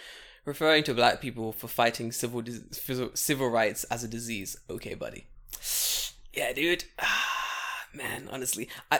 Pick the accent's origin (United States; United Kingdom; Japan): Japan; I'm half Japanese and I experienced like fucking tons of racism growing up in Japan.